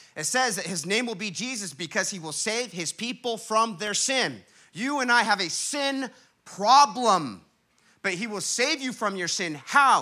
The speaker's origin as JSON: {"language": "English", "town": "Huntington Beach", "region": "California", "country": "United States", "tie": "born or raised there", "said": "my hometown, Huntington Beach, California"}